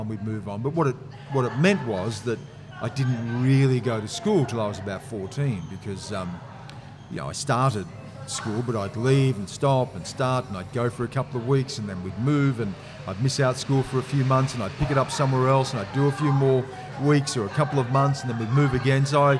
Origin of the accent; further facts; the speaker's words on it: Griffith, New South Wales, Australia; born there; You know, I was born in Griffith.